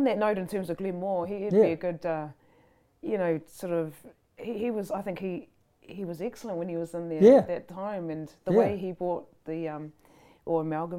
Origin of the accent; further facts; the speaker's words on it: Oamaru, Otago, New Zealand; also born or lived in Wellington / Dunedin / Invercargill; now in Ireland; I grew up in Oamaru since I was like two.